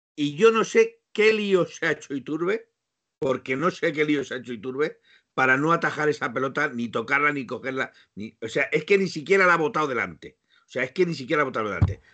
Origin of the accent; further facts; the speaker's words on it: Spain; yo soy español